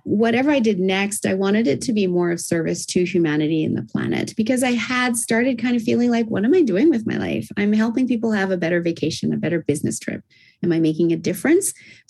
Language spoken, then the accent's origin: English; Japan; also born or lived in Australia; Originally, I'm Australian, and I was raised in Japan, as I said, which is why I don't have the Aussie accent.